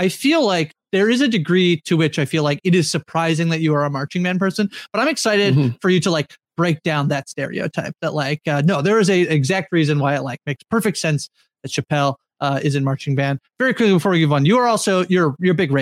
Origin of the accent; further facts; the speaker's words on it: Canada; as a Canadian